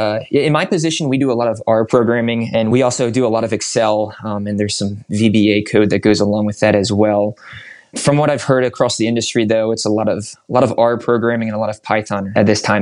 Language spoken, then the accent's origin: English; Northeast, United States; October is my favorite month of the year, and I just love the colors, especially growing up in the Northeast.